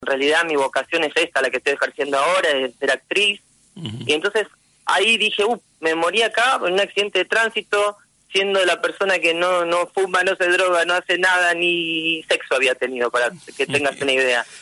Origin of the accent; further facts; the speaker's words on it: General Lavalle, Buenos Aires Province, Argentina; also born or lived in La Plata; now in Mar del Plata, Argentina; Yo nací en La Plata, y cuando tenía cuatro años, mis padres eh, nos llevaron a vivir a General Lavalle, valle que estaba pegadito a San Clemente del Tuyú y ahí em, hice mi primaria, mi secundaria